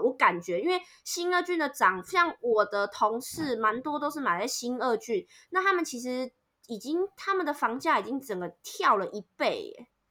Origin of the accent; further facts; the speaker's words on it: northern Taiwan, Taiwan; moved away as an adult; now in Vietnam; 因为我是北部人